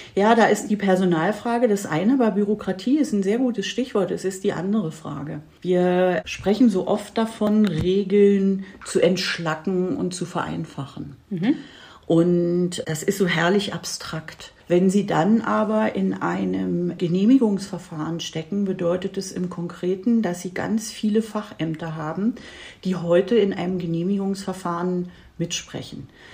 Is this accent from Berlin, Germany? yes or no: yes; Berlin, Germany; Ich bin in Berlin geboren und aufgewachsen, habe hier studiert